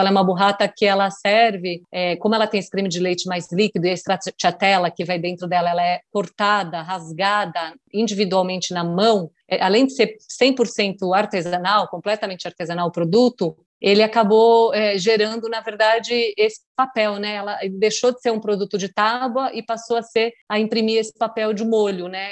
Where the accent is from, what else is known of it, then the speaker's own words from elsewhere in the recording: Bocaina, São Paulo, Brazil; Então é lá onde nós nascemos, onde eu fui criada a vida toda, onde a minha mãe, inclusive, ainda mora